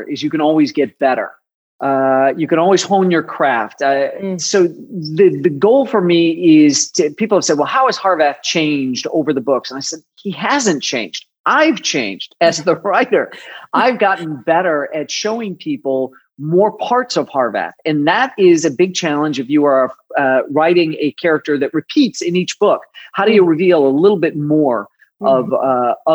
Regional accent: Chicago, Illinois, United States; I grew up in the Midwest, in Chicago.

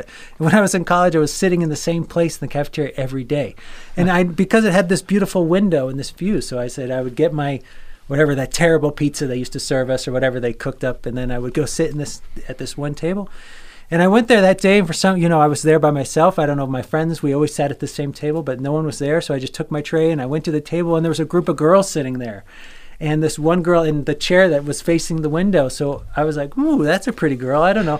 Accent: Vero Beach, Florida, United States; I also grew up in Florida. I consider sort of Vero Beach, Florida to be my hometown. That's on the East Coast.

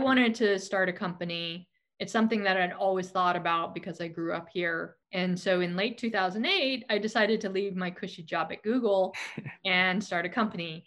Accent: Silicon Valley, California, United States; born here, I was raised here, and I grew up during the dot com boom

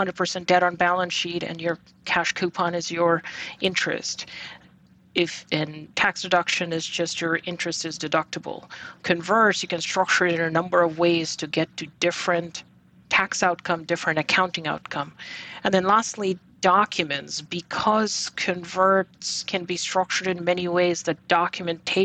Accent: Bangladesh; moved away as an adult; also born or lived in Texas; now in New York, United States; So I was born and raised in Bangladesh, and I came to the U.S. back in 1999 for my undergrad.

